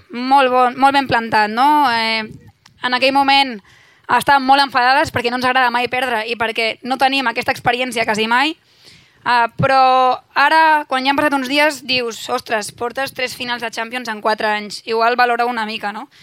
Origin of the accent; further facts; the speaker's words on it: Sant Pere de Ribes, Catalonia, Spain; Jo sóc de Ribes, però Sitges és com casa meva també, som pobles veïns a 5 minuts